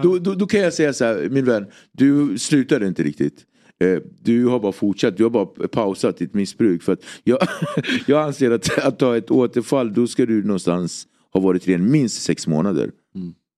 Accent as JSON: {"language": "Swedish", "town": "Nacka", "region": "Stockholm County", "country": "Sweden", "tie": "born or raised there", "said": "Jag är uppväxt i Nacka, en väldigt eh, idyllisk förort."}